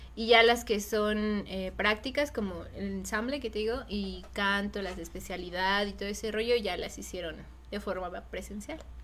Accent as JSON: {"language": "Spanish", "country": "Mexico", "said": "nos identifica a nosotros, ¿no? Como mexicanos"}